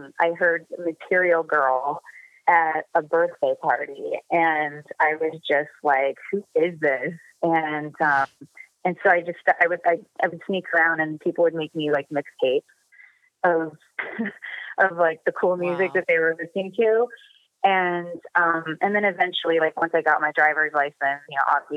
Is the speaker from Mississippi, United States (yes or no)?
no; Indiana, United States; also born or lived in New York City; now in Los Angeles, United States; I grew up in Indiana in a very strict Christian home